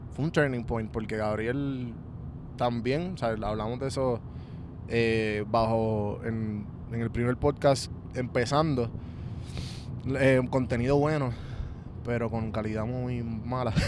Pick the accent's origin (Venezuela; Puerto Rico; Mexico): Puerto Rico; nosotros como puertorriqueños